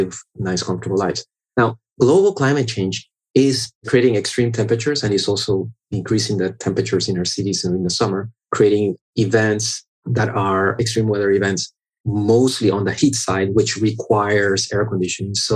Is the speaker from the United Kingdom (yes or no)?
no; Panama; now in South Florida, United States; I was born in Panama and I grew up in Panama. So I'm Panamanian by birth.